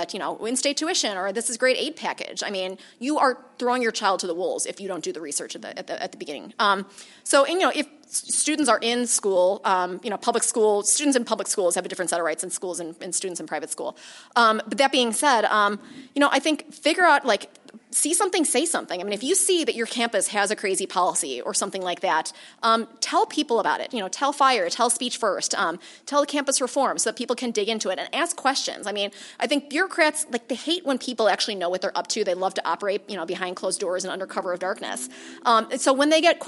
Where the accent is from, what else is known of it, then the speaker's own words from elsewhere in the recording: Chicago, Illinois, United States; I'm from Chicago, if you can't tell from my accent